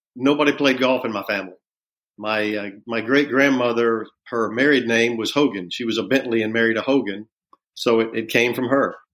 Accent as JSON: {"language": "English", "town": "Augusta", "region": "Georgia", "country": "United States", "tie": "born or raised there", "said": "growing up in Augusta"}